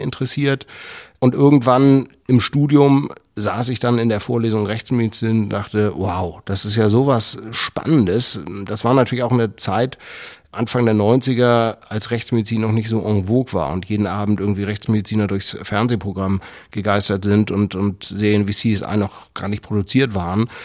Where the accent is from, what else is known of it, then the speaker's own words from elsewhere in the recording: Schleswig-Holstein, Germany; Ich bin in Schleswig-Holstein groß geworden, in der Nähe vom Schloss Gottorf